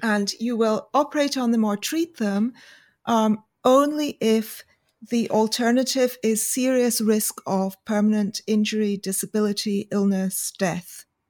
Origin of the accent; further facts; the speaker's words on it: United Kingdom; we're we're both British, although I am yep. not from Essex.